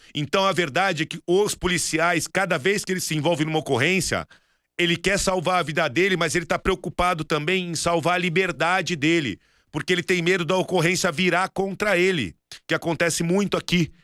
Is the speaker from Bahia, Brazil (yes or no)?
no; Santos, São Paulo, Brazil; moved away; eu passei lá na rua onde a gente foi criado